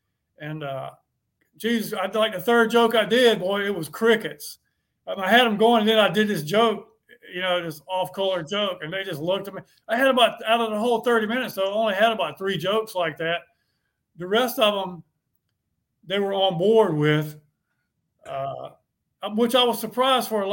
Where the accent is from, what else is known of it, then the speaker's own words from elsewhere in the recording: Bennettsville, South Carolina, United States; moved away; I went to high school there. I grew up there.